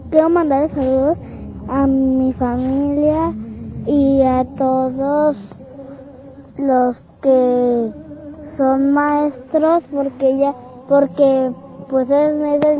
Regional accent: Guadalajara, Jalisco, Mexico; de Guadalajara.

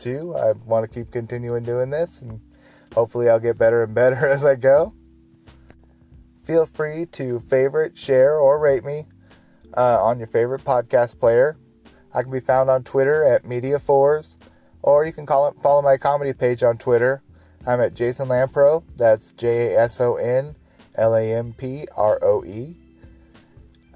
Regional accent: Portland, Oregon, United States; my hometown, Portland, Oregon.

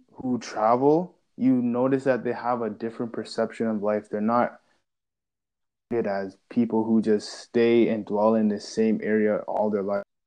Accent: Canada; we are both Canadian.

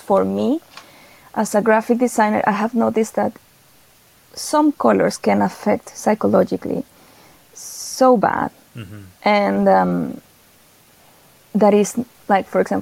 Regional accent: Venezuela; moved away as an adult; now in Sweden; I am from Venezuela

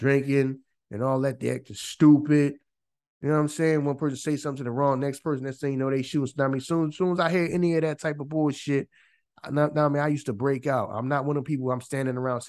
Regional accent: Philadelphia, Pennsylvania, United States; I'm born and raised in Philly

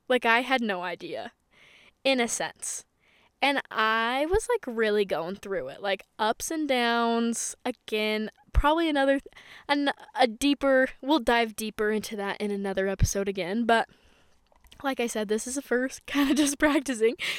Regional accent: Utah, United States; I'm from Utah

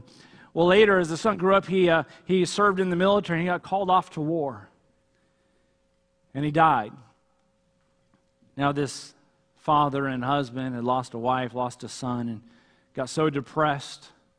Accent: California, United States; I remember when I first came up here in the Army, I came from Southern California, and no one is in any kind of hurry here.

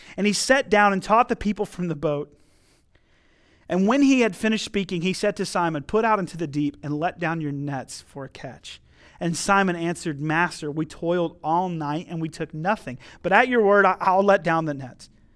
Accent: North Carolina, United States; also born or lived in Missouri; flying back home to North Carolina

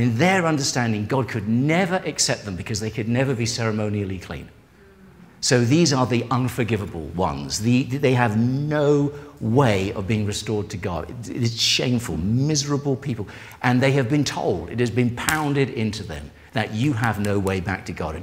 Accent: England, United Kingdom; I am English

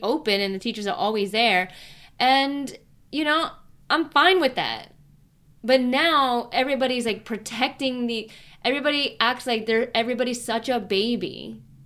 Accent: Chicago, Illinois, United States; if I grew up in Chicago proper for the rest of my childhood, but my parents moved out of Chicago

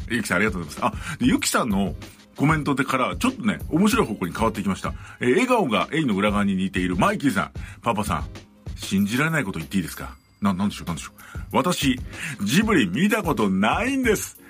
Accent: Chiba, Japan; パパさんの出身地の千葉在住で

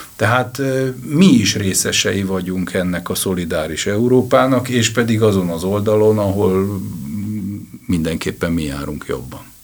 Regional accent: Hungary; magyar vagyok

